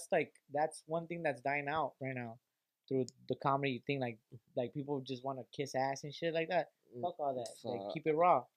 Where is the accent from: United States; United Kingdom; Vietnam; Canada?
Vietnam; Fool, I'm from Vietnam, bitch.